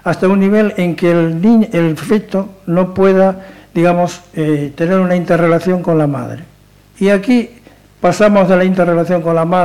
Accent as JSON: {"language": "Spanish", "country": "Argentina", "said": "yo soy mitad argentina y mitad gallego, se puede decir. Por lo tanto, tuve la mala pata de vivir el tema de Videla"}